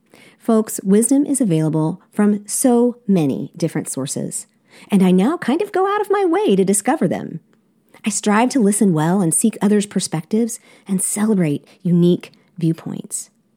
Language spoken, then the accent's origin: English; South Korea; I'm a missionary kid, and I grew up in South Korea.